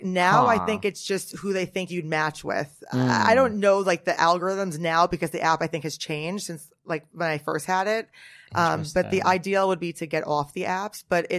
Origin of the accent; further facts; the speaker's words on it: Norwood, New Jersey, United States; I'm from Jersey. I'm from Bergen County, so not far from some of the Real Housewives of Jersey.